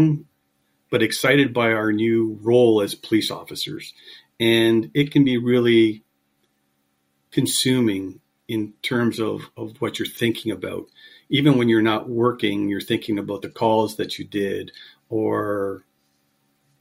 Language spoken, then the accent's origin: English; Kingston, Ontario, Canada; also born or lived in Montreal, Quebec; I was born in Montreal. My father worked for what was Northern Electric at the time. And he received a transfer to Kingston when I was 7 years old. And I grew up in Kingston.